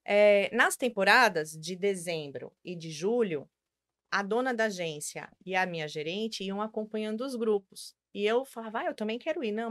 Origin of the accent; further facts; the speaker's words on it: Brazil; moved away as an adult; Eu, eu saí do Brasil com 26, voltei com 28.